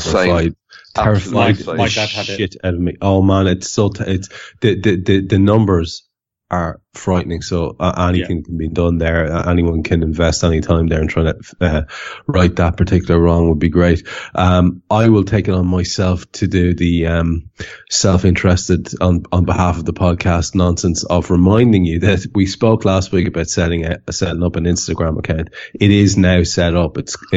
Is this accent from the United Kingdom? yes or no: no; Ireland; I'm Irish